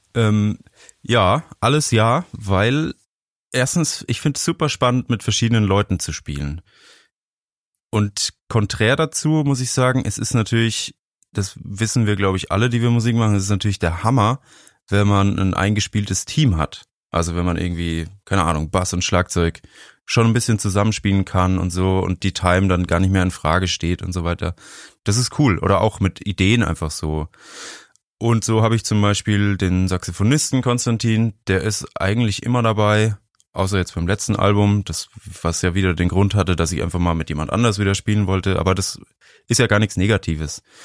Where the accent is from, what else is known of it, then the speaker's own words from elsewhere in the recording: Franconia, Bavaria, Germany; Ich bin in Bayern groß geworden, also in Franken eigentlich.